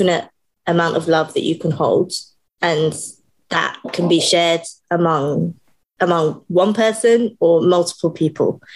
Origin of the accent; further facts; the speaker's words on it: United Kingdom; I am British